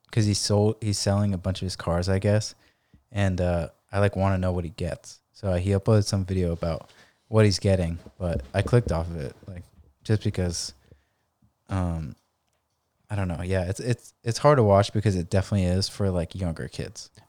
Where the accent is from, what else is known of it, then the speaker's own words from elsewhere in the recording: San Diego, California, United States; in La Jolla and just, like, my hometown